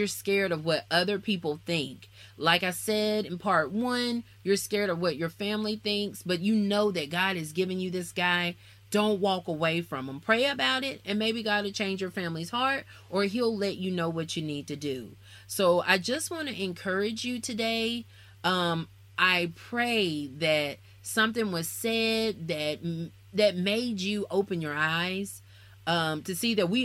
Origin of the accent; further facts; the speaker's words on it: Alabama, United States; also born or lived in Nashville, Tennessee; I'm from Alabama.